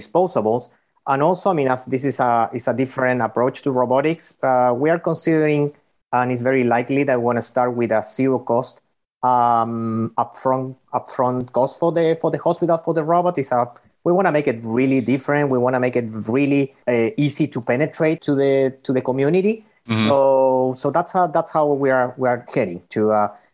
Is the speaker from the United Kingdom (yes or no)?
no; Chile; moved away as an adult; also born or lived in Bay Area / North Carolina; now in United States; we're coming from Chile originally